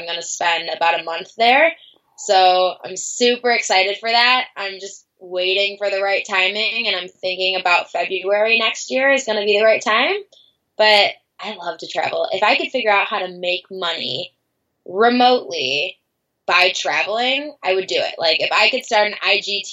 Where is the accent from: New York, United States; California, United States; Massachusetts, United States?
New York, United States; Buffalo; Growing up in Buffalo, New York, it's very, you know, black and white